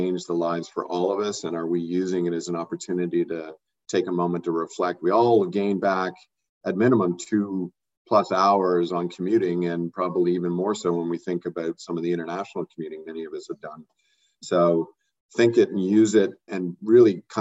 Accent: Canada; as Canadians and as a Canadian life sciences community

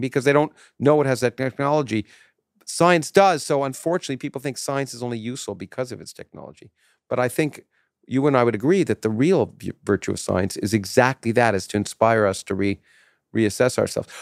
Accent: Canada; moved away as an adult; now in United States; I grew up in Canada

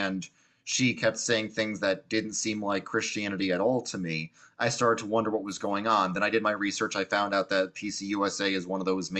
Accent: New York, United States; I grew up in the New York public school, very secular environment

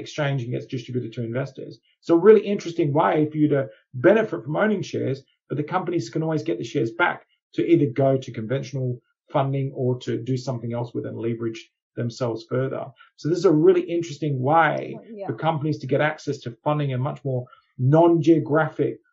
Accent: Australia; moved away; as an Australian originally

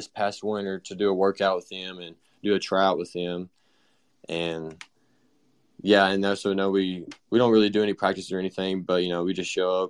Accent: Shelbyville, Tennessee, United States; I'm from Shelbyville, Tennessee.

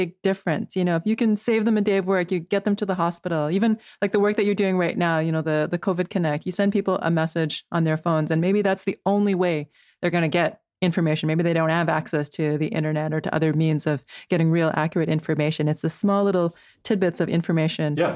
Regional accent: Canada; now in South Africa; I come from Canada, working for an American organization

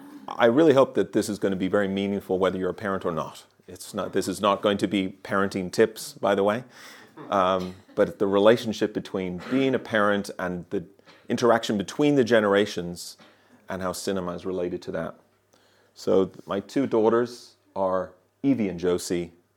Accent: Ireland; also born or lived in Germany; now in Birmingham, United Kingdom; I grew up in Ireland and Germany, everywhere people thinking that I'm from somewhere else. And now I've been living in Birmingham for my whole adult life, and I've been there for a long time.

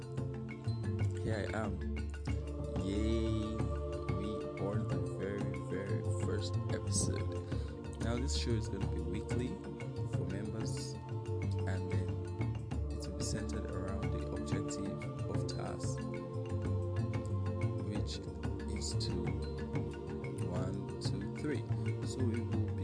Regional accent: Nigeria; I am from Nigeria

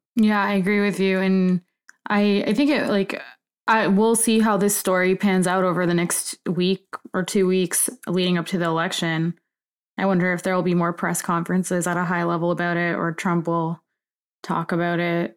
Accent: Florida, United States; Florida, my home state

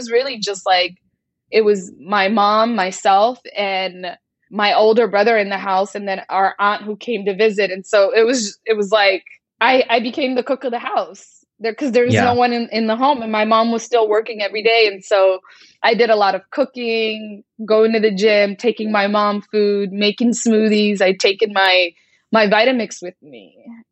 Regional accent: United States; I'm very American with like Somali spiciness

